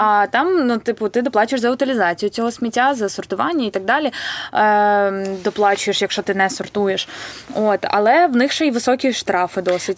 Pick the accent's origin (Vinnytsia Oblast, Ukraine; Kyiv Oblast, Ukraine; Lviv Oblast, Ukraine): Vinnytsia Oblast, Ukraine; Vinnytsia; я вінничанка і тут народилася